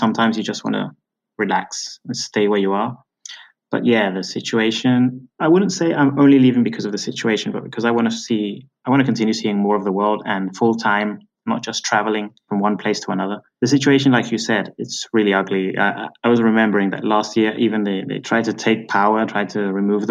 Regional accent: United Kingdom; moved away; also born or lived in Venezuela; I'm originally British. You may have noticed from my accent.

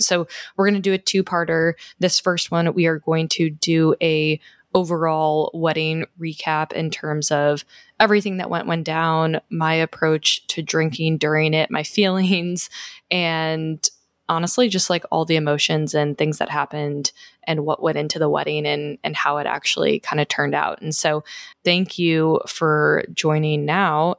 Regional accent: Chicago, Illinois, United States; moved away; also born or lived in Scottsdale; I'm originally from Chicago.

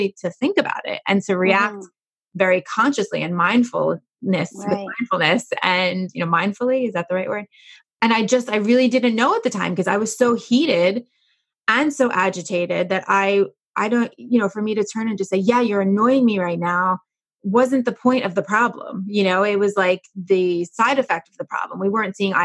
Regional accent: New York, United States; I'm a New Yorker

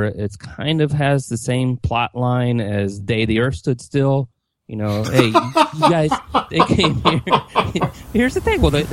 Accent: Eugene, Oregon, United States; moved away; I grew up in the Pacific Northwest near where you're at, in Eugene, Oregon

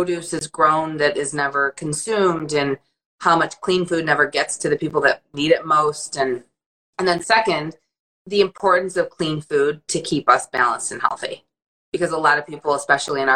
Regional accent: Detroit, Michigan, United States; moved away as an adult; also born or lived in Saratoga Springs, New York; when I grew up in Detroit and in Michigan in the 90s

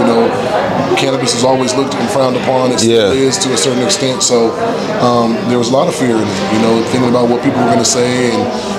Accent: Colorado, United States; Well, I'm from Colorado.

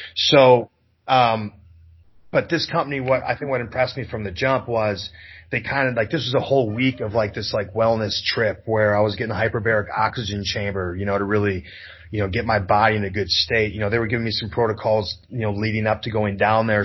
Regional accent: Wisconsin, United States; I'm from Wisconsin.

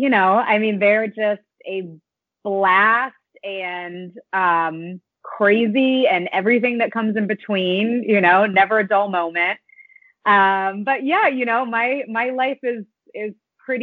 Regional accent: North Carolina, United States; now in Westchester, United States; I live in Westchester, New York. I'm from North Carolina

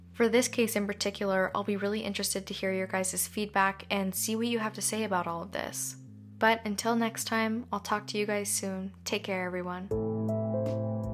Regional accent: Canada; being Canadian myself

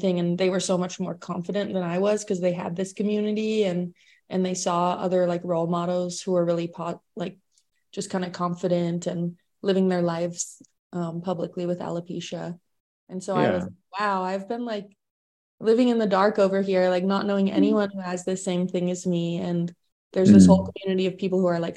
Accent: Silicon Valley, California, United States; moved away; where I grew up in Silicon Valley

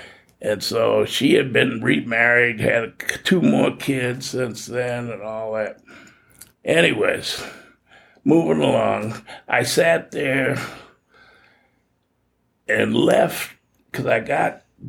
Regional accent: Boston, Massachusetts, United States; moved away as an adult; now in Los Angeles, United States; I was born and raised in Boston, Massachusetts.

